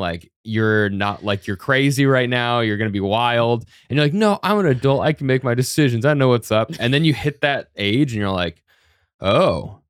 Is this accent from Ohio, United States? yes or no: no; Denver, Colorado, United States; now in New York City, United States; I'm from Denver.